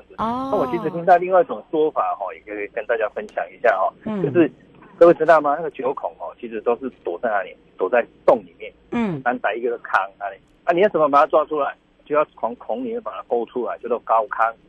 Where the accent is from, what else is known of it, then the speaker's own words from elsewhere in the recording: Taiwan; 我觉得我们台湾人真的是哈，逆境里面哈，又会在